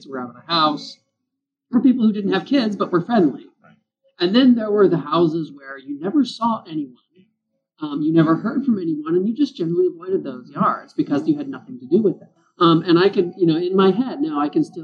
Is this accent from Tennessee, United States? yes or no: yes; Memphis, Tennessee, United States; I grew up in Memphis, Tennessee, in an old post-World War II suburb.